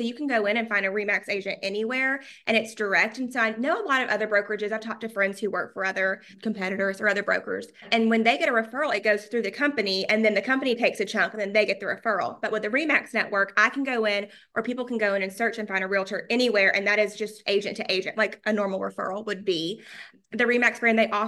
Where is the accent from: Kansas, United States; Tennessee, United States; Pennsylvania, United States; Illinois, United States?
Tennessee, United States; Chattanooga; now in Nashville, United States; I'm from Chattanooga.